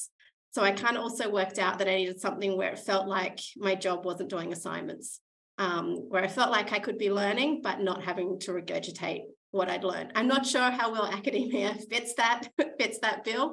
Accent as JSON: {"language": "English", "town": "Adelaide", "region": "South Australia", "country": "Australia", "tie": "born or raised there", "also_born_or_lived": "Stockholm, Sweden / Jönköping, Sweden", "moved": "as an adult", "lives_now": "Brisbane, Australia", "said": "I grew up in Adelaide"}